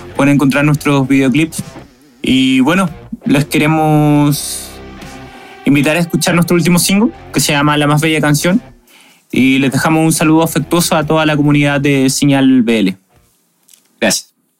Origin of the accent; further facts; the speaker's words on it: Santiago, Santiago Metropolitan Region, Chile; integrante de …. Somos de Santiago de Chile.